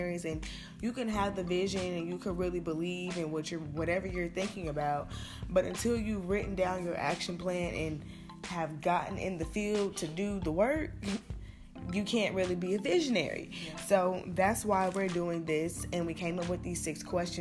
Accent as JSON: {"language": "English", "town": "Chicago", "region": "Illinois", "country": "United States", "said": "I'm from Chicago"}